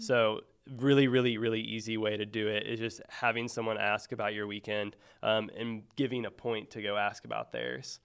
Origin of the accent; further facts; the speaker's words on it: Mexico, Missouri, United States; now in Springfield, United States; I grew up in northern Missouri, um, so a place called Mexico, Missouri, um, uh, kind of outside of Columbia.